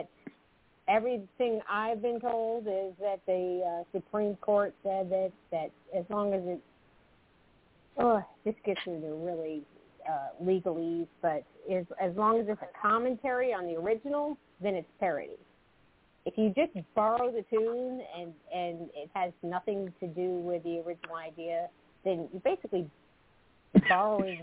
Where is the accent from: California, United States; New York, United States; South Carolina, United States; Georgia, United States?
South Carolina, United States; Clemson; now in New Jersey, United States; from South Carolina, and now I live in New Jersey.